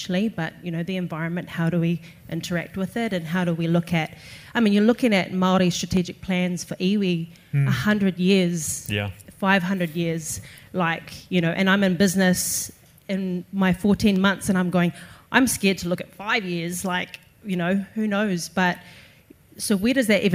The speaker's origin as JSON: {"language": "English", "country": "Australia", "tie": "born or raised there", "moved": "yes", "lives_now": "New Zealand", "said": "I grew up in Australia"}